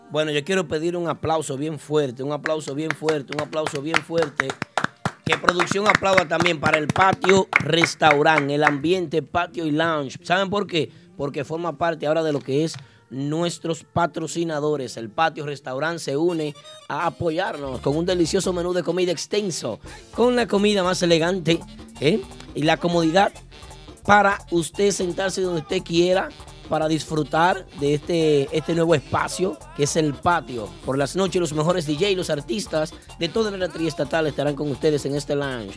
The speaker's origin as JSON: {"language": "Spanish", "town": "Santiago de los Caballeros", "region": "Santiago", "country": "Dominican Republic", "tie": "born or raised there", "moved": "yes", "said": "mi ciudad natal"}